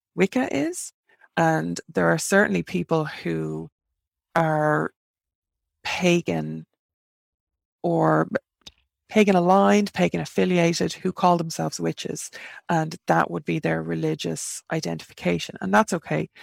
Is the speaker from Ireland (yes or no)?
yes; Ireland; accent: Irish; an Irish three and witch living in Ireland, in case you can't tell from the accent.